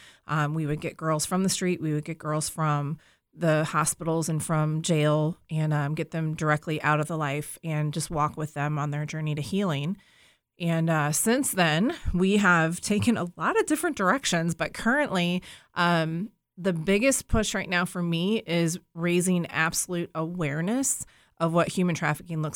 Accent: St. Louis, Missouri, United States; moved away as an adult; also born or lived in Florida; I'm from the St. Louis area, grew up here, but I lived in Florida for about 15 years

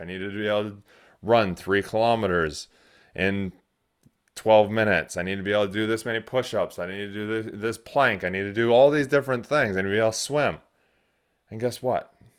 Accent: United States; now in New Zealand; I am an American

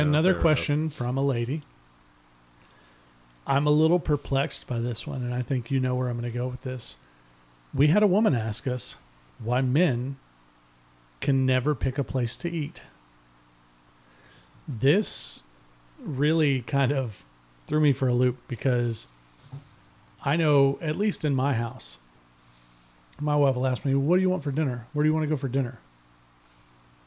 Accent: Texas, United States; I'm a Texan, born and raised

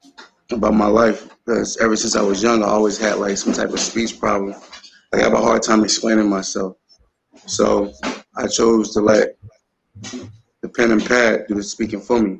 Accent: Camden, New Jersey, United States; I'm from Camden, New Jersey. You feel me? I'm originally from North Camden. You know, 614 Elm Street, to be precise, where I grew up at. But, I also live 1499 Princess Avenue. Feel me, in Parkside, while I went to high school there.

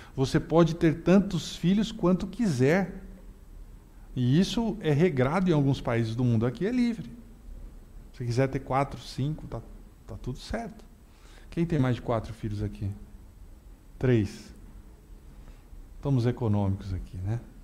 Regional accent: Brazil; Nós somos do Brasil

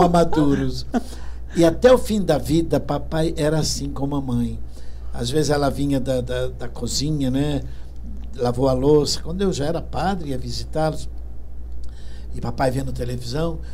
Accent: Rio de Janeiro, Brazil; eu nasci no Rio, sim. Meus pais eram portugueses

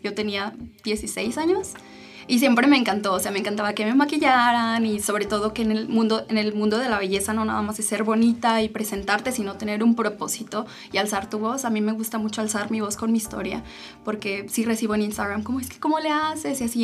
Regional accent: Aguascalientes, Mexico; moved away as an adult; now in Germany; soy orgullosamente hidrocálida y vivo desde hace ocho años en Alemania. Yo terminando la prepa decidí construir una nueva vida

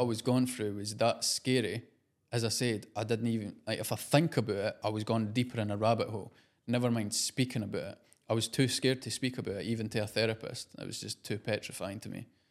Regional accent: Scotland, United Kingdom; accent: Scottish; also born or lived in London

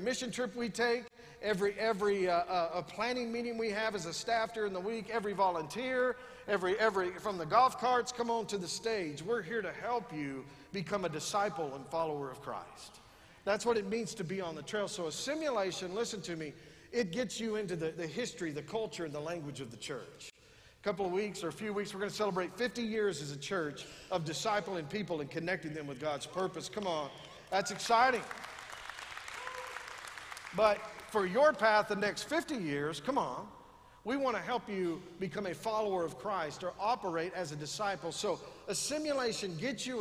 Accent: West Texas, United States; We're from West Texas.

